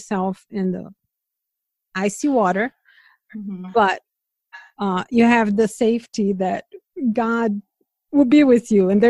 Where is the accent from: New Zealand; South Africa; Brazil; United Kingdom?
Brazil; moved away; I'm from Brazil.